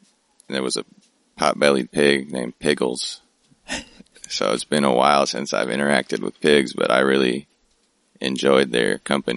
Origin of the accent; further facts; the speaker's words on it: Oakland, California, United States; my hometown of Oakland, California.